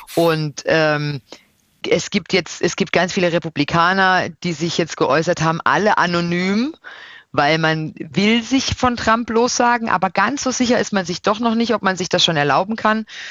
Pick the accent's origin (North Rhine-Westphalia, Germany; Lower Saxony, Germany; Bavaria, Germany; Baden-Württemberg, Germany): Baden-Württemberg, Germany; Odenwald; moved away; also born or lived in Brussels; Dann kommt Deutschland, dann kommt Baden, dann kommt der Odenwald.